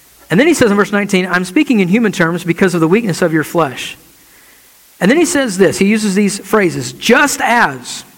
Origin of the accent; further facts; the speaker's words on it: United States; us as American evangelical Christians